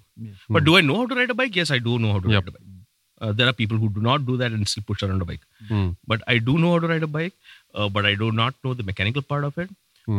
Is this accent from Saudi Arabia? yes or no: yes; Saudi Arabia; Dude, I was raised in Saudi. I have never seen a bike in my life.